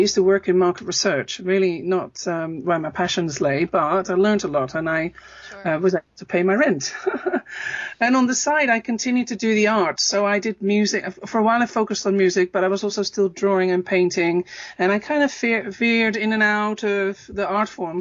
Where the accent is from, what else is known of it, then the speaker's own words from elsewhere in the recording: Netherlands; moved away; also born or lived in Amsterdam; I'm from Holland originally